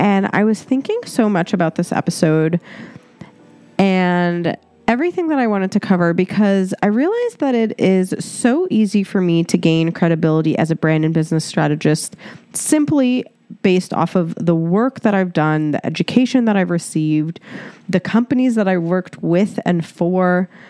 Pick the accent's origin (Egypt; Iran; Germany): Egypt; Cairo, Cairo Governorate; born there; So I was born in Egypt, Cairo, Egypt. I am 100% Egyptian. And the memories that I have from Egypt were honestly, majority of them were traumatizing.